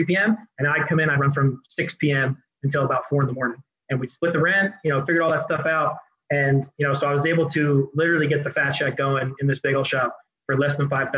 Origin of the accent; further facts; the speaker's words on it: New Jersey, United States; moved away as an adult; now in Colorado, United States; Kevin and I, we're both from Jersey original